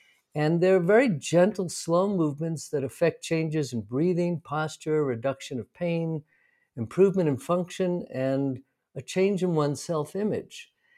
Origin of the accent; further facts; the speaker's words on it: New York City, New York, United States; now in Santa Fe, United States; Well, I'm from New York City originally. I now live in Santa Fe, New Mexico for the past 20 odd years.